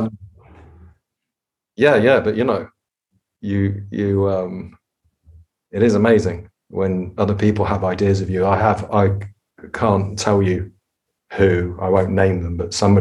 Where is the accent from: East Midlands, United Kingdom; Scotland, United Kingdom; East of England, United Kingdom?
East Midlands, United Kingdom; Nottingham; I was growing up in Nottingham